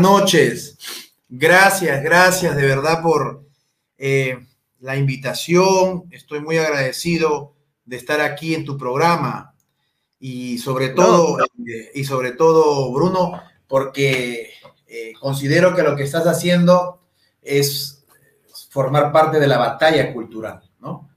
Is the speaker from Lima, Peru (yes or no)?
yes; Huacho, Lima, Peru; Yo soy de Guacho esto, esto lo viví desde muy pequeño.